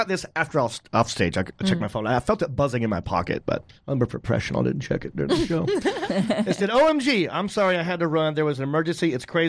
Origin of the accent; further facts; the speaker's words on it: North Carolina, United States; I talked about being from North Carolina.